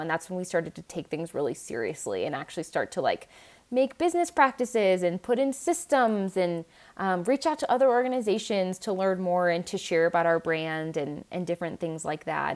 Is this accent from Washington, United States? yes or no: yes; Seattle area, Washington, United States; I grew up in Washington State, in like Seattle area